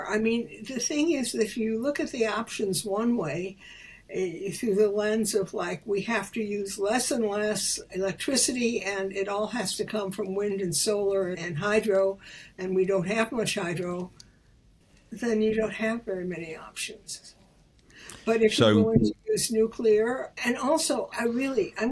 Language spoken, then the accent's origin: English; Chicago, Illinois, United States; moved away; as a little girl, I grew up in Chicago. And Chicago, where I lived on the south side